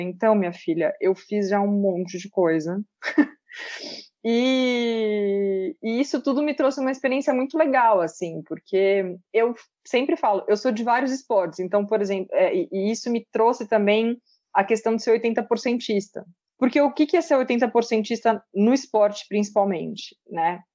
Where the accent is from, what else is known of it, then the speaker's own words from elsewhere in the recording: Pedreira, São Paulo, Brazil; eu sou de uma cidade do interior de São Paulo, chamada Pedreira, e a minha infância toda eu cresci dentro de um clube poliesportivo